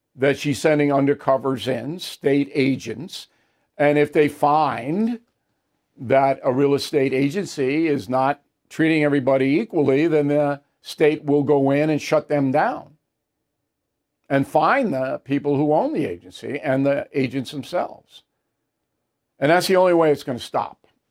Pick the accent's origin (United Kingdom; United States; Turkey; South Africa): United States; Levittown, New York; when I grew up in Levittown, it was redlining there